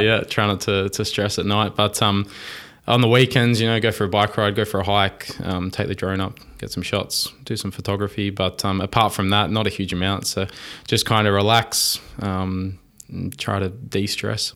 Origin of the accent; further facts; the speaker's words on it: Wollongong, New South Wales, Australia; I grew up in Wollongong